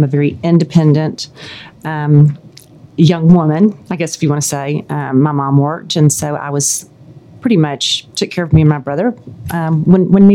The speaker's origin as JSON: {"language": "English", "town": "Memphis", "region": "Tennessee", "country": "United States", "moved": "yes", "said": "I'm originally from Memphis"}